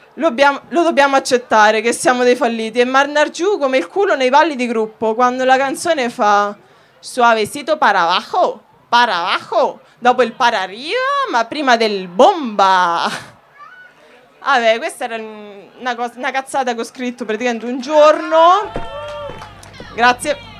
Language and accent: Italian; Macerata, Marche, Italy; vengo da Macerata